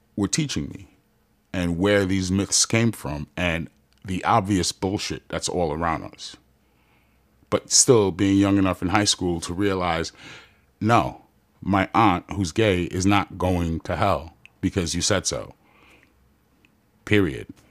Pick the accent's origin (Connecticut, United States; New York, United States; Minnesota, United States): New York, United States; New York City; moved away as an adult; now in Long Beach, United States; I'm from Jamaica, Queens, New York. Came out here like nineteen years ago